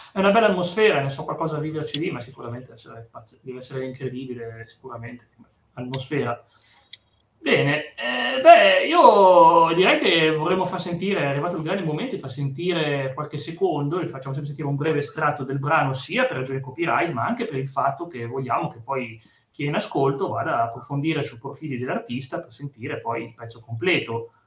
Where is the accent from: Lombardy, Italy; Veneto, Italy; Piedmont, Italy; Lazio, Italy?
Piedmont, Italy; sono da Piemonte